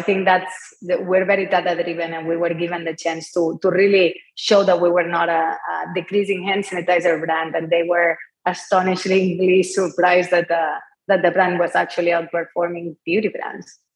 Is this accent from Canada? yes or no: no; Barcelona, Catalonia, Spain; English is a second language; moved away as an adult; as you can tell by my accent, I'm not from here, I'm from Barcelona. I was raised in an entrepreneurial family.